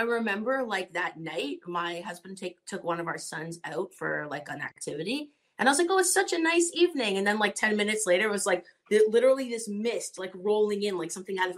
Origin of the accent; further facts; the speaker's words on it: Toronto, Ontario, Canada; from Toronto, Canada